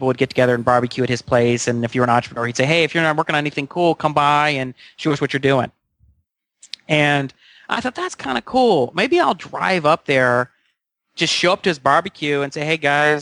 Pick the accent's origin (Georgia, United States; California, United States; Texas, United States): Georgia, United States; Atlanta; moved away as an adult; also born or lived in Chicago; now in Pasadena, United States; I'm from Atlanta, Georgia